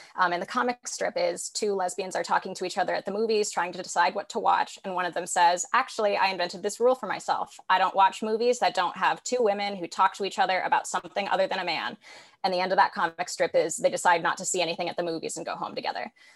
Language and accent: English; San Francisco, California, United States; I'm from San Francisco originally, born and raised here.